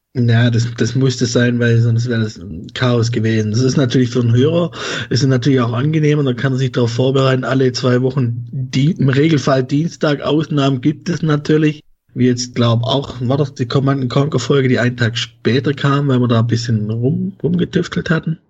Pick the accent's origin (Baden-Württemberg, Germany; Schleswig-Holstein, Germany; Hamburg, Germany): Baden-Württemberg, Germany; Swabia; accent: Swabian; now in Leipzig, Germany; dort wohne ich und ich komme aus dem Schwabenland.